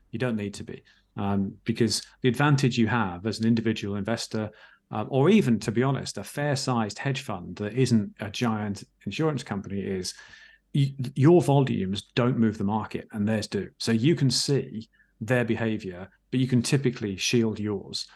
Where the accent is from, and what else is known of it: England, United Kingdom